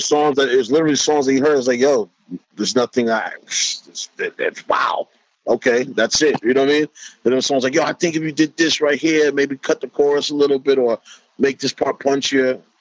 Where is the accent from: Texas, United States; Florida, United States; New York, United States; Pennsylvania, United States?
New York, United States; New York City; I'm from Corona, Queen